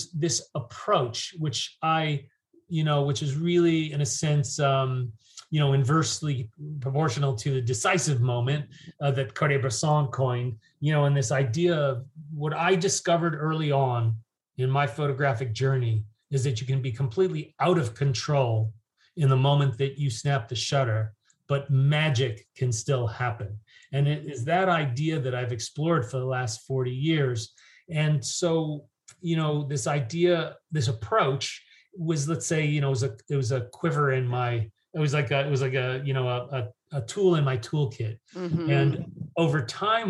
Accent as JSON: {"language": "English", "region": "New York", "country": "United States", "also_born_or_lived": "London / San Francisco", "moved": "as an adult", "said": "I'm from New York"}